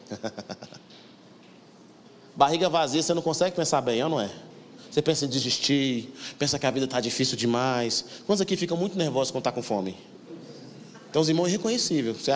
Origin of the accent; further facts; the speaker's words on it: Macambira, Brazil; born there; Nasci aqui no Macambira, no setor Pedro do Vico na baixada ali, perto da 1049.